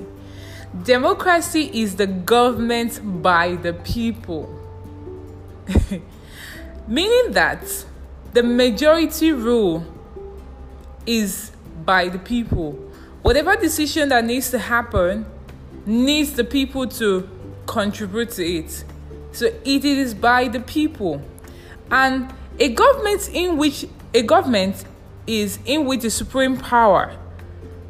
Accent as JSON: {"language": "English", "country": "Nigeria", "said": "I'm a Nigerian and I live in a country where I live as a beggar"}